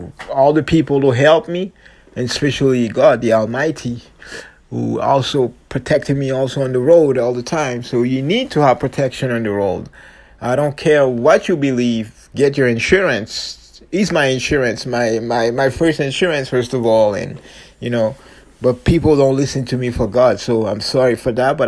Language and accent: English; Longueuil, Quebec, Canada; I'm from the Quebec City, Montreal, especially Longueuil Beach, South Shore Posse